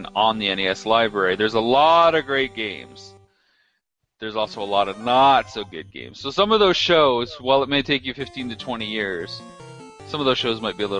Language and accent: English; Canada; I'm from Canada